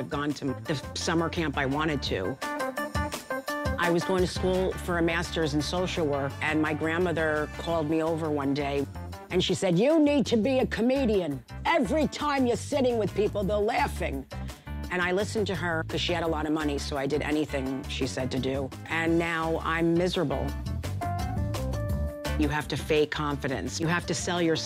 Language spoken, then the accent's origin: English; South Orange, New Jersey, United States; I'm from South Orange, New Jersey. I grew up in a house